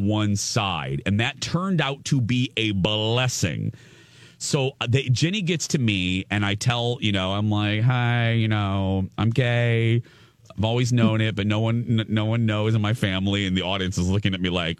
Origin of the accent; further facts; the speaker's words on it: Chicago, Illinois, United States; moved away; I grew up in the Chicagoland area